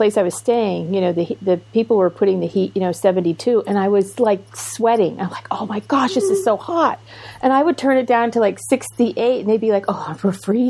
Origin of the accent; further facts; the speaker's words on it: Maine, United States; moved away; also born or lived in Arizona; when we lived in Arizona, I mean, I was from Maine.